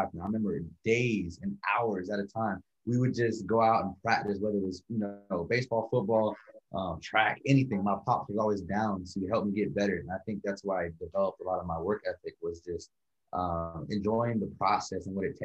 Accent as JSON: {"language": "English", "town": "Vallejo", "region": "California", "country": "United States", "tie": "born or raised there", "moved": "yes", "lives_now": "North Carolina, United States", "said": "I was born and raised in Vallejo, California, a very, very small town"}